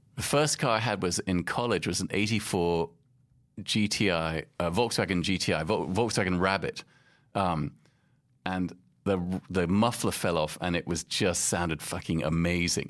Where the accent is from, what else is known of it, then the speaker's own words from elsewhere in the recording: London, United Kingdom; moved away as an adult; also born or lived in Casablanca, Morocco / Boston, United States / Paris, France; now in New York, United States; I grew up in London and Casablanca 'cause my mum was from Morocco